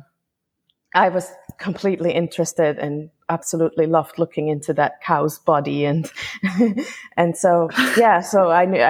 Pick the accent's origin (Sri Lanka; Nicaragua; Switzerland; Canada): Switzerland; moved away as an adult; now in Carriacou, Grenada; I am originally from Switzerland. I graduated there and grew up there, but now I live in Grenada, actually on the small island of Carriacou